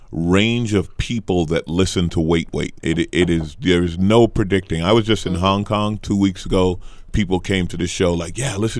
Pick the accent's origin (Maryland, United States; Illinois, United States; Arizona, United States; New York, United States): New York, United States; now in Los Angeles, United States; I live in L.A. I grew up in New York. I live in L.A., and I've always loved living in L.A.